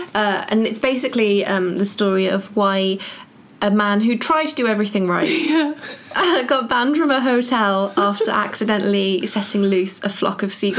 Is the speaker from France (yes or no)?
no; Cwmbran, Wales, United Kingdom; also born or lived in Nuneaton; I started in Wales, I'm from Cwmbran, mm-hmm. And then moved to the Midlands, to Nuneaton. Mm-hmm. I don't really have an accent.